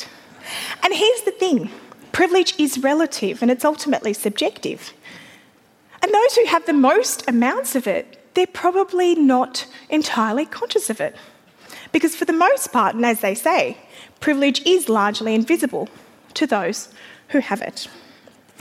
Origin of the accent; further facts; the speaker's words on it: Afghanistan; now in Australia; an Australian woman who's originally from Afghanistan and a Muslim